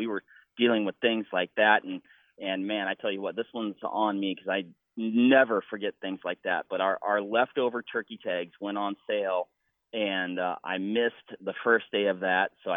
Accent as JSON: {"language": "English", "region": "Washington", "country": "United States", "tie": "born or raised there", "moved": "yes", "lives_now": "Wisconsin, United States", "said": "in my home state of Washington"}